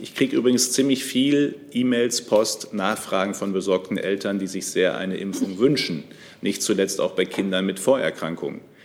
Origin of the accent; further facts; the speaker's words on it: North Rhine-Westphalia, Germany; Ich komme aus NRW.